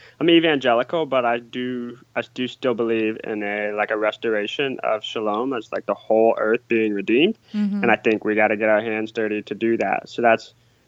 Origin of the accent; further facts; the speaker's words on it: Cedarville, Ohio, United States; moved away as an adult; also born or lived in Michigan; I grew up in a town called Cedarville, Ohio.